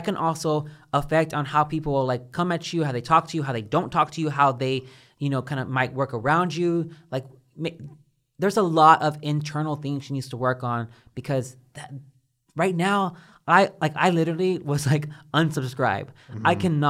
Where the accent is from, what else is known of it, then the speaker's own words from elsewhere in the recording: Baytown, Texas, United States; Like when I come from Baytown, like whenever I walk down the street, like I'm looking into my corners and I'm always ready to like get pop off on someone just in case they're about to come for me.